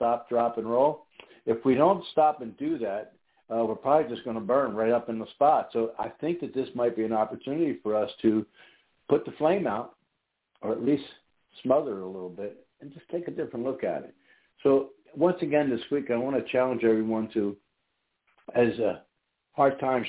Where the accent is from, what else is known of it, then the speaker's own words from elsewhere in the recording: New York, United States; might think that our accents are kind of close, different neighborhoods, bordering states maybe. But born and raised in New York